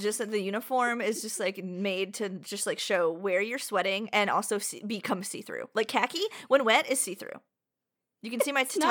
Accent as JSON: {"language": "English", "region": "New York", "country": "United States", "said": "I don't drink water. We're from New York. We only drink wine and beer."}